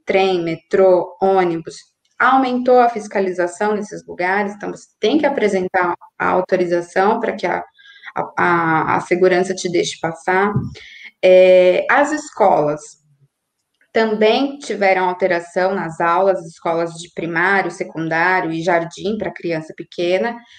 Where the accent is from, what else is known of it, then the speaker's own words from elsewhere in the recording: Brazil; now in Argentina; eu, como brasileira, estrangeira, moradora